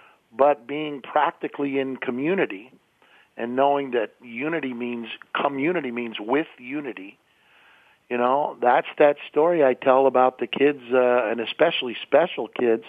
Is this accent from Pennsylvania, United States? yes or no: yes; Pittsburgh, Pennsylvania, United States; also born or lived in St. Louis; that's because I was raised in Pittsburgh and St. Louis.